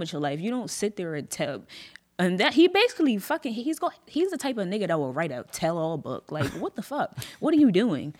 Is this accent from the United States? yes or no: yes; Atlantic City, New Jersey, United States; also born or lived in Mays Landing / Galloway / Millville; now in Sicklerville, United States; I was born in Atlantic City